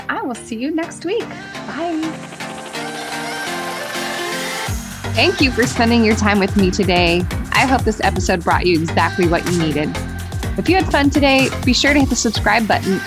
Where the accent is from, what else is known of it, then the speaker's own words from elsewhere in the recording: Bay Area, California, United States; now in Santa Barbara, United States; I grew up in the Bay Area